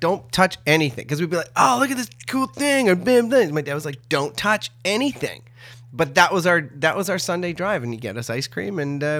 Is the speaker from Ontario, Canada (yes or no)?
yes; Ottawa, Ontario, Canada; born there; also born or lived in Tweed / Peterborough / Trenton / Sudbury; I was born in Ottawa, and then we moved to Tweed, then we moved to Peterborough, then we moved to Trenton, and then my two brothers showed up, and then from there we went to Sudbury, to Sault Ste. Marie after that, then back to Ottawa.